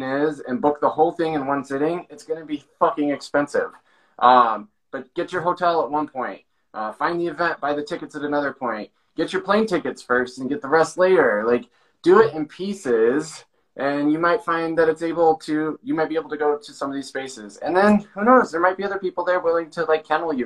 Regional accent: Montana, United States; moved away; coming from Montana

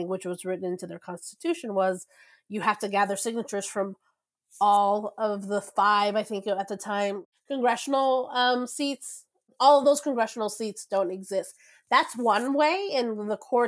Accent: Texas, United States; moved away; also born or lived in Venezuela; I grew up in Texas. We do not have the citizen-led process in my home state.

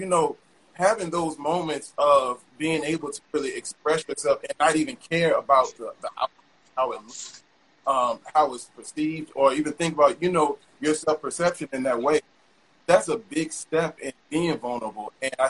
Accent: the South, United States; growing up in the South, you have to come back.

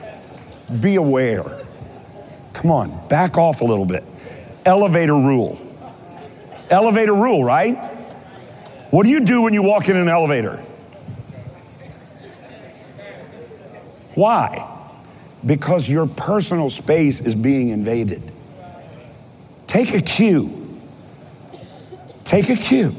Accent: Kentucky, United States; I'm from Kentucky

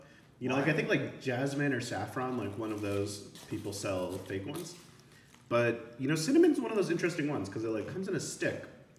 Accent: Phoenix, Arizona, United States; I grew up in the suburbs of Phoenix.

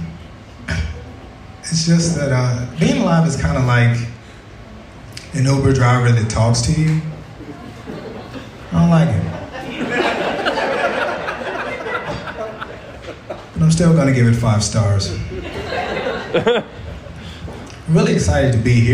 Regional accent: Tyler, Texas, United States; now in Portland, United States; I'm originally from Tyler, Texas.

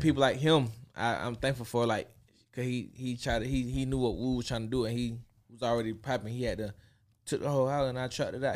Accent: Atlanta, Georgia, United States; my hometown. They never been to Atlanta

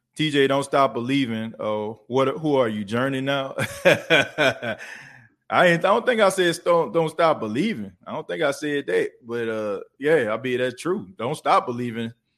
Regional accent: New Orleans, Louisiana, United States; now in Myrtle Beach, United States; I'm New Orleans through and through. Uh, it ain't, it ain't nothing you can't tell me about the city of New Orleans. Like, that's my hometown.

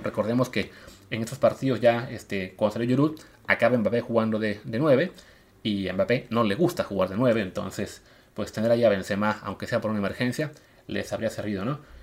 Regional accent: Coatzacoalcos, Veracruz, Mexico; moved away; Yo soy de Veracruz, crecí en Coatzacoalcos

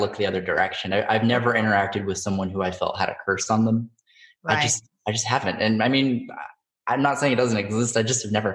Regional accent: Central California, United States; I grew up in Central California in a really small town

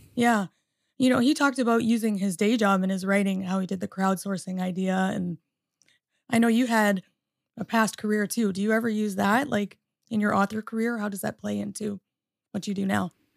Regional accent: Canada; moved away as an adult; also born or lived in Michigan, United States; now in United States; I'm a Canadian born and also, uh, American through marriage.

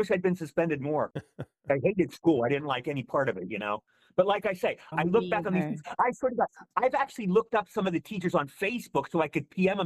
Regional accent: Cumberland, Maryland, United States; moved away as an adult; I grew up in Maryland. My first 18 years were in Maryland. All my school was in Maryland

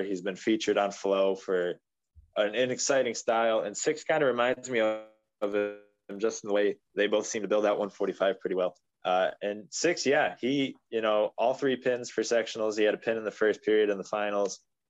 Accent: Cortland, New York, United States; And I'm originally from Cortland, and their crosstown rival is Homer.

